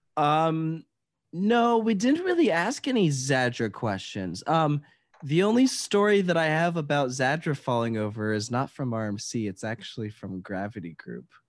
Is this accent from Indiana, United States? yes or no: no; Virginia, United States; I'm from Virginia